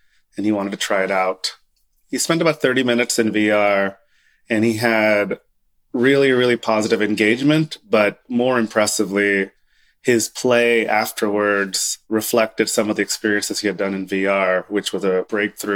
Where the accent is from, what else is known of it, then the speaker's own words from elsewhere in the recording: Oklahoma, United States; moved away as an adult; I grew up in Oklahoma